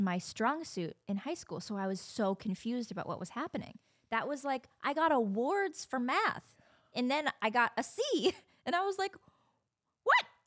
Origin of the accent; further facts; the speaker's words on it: Indiana, United States; moved away; A lot of people stayed local, went to Purdue. I'm from Indiana